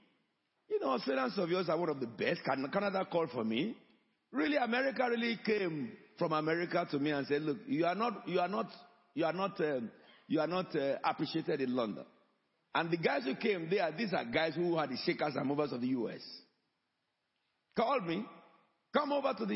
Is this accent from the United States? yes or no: no; Nigeria; moved away as an adult; now in United Kingdom; I came from Nigeria